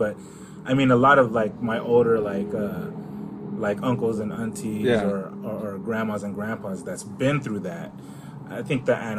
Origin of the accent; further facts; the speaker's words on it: United States; Yeah, I was born here.